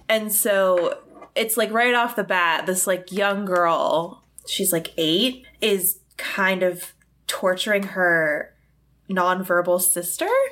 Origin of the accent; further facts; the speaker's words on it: United States; I'm an American.